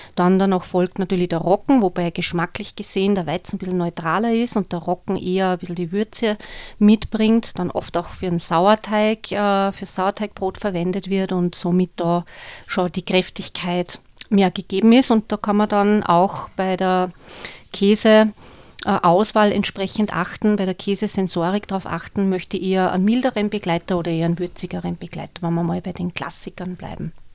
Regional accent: Austria; bei uns in Österreich

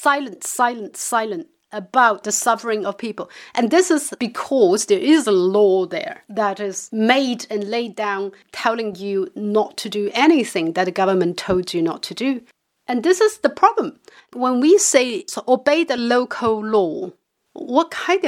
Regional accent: southern China, China; in my hometown, houses were falling into river, the flood

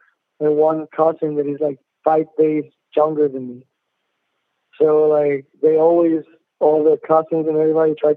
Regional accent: Chihuahua, Mexico; I'm from Chihuahua, Mexico. Born and raised in Mexico

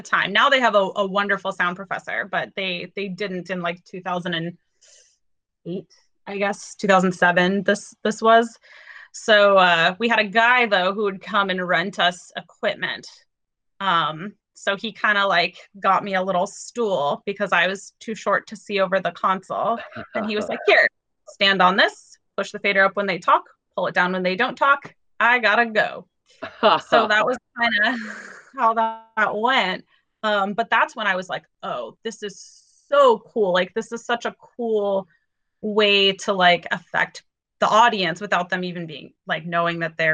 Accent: Fresno, California, United States; they moved to California, which is where I was born and raised and went to high school and everything

